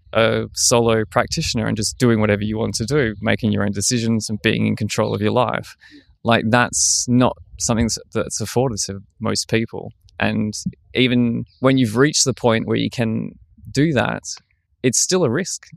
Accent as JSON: {"language": "English", "country": "Australia", "moved": "as an adult", "lives_now": "Berlin, Germany", "said": "being the Australian guy that speaks German"}